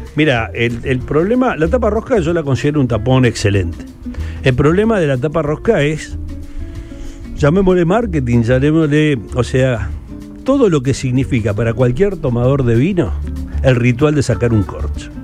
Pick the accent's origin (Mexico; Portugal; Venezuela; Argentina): Argentina; Nosotros que nos pegamos mucho los argentinos